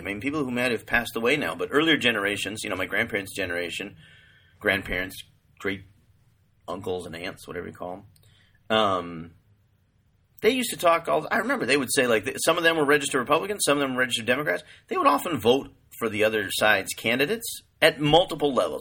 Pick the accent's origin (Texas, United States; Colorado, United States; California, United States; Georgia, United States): California, United States; moved away; also born or lived in East Coast / New York; I'm from California. I've lived most of my life either in California or on the East Coast